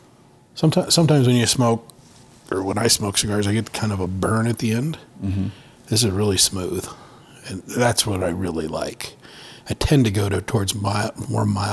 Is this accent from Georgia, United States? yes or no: no; Montana, United States; also born or lived in Twin Cities, Minnesota; now in Colorado Springs, United States; I grew up in Montana. We always hunted